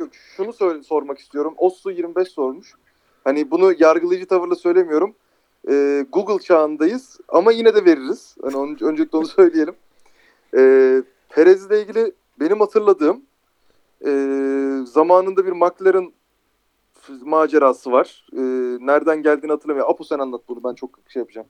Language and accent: Turkish; Turkey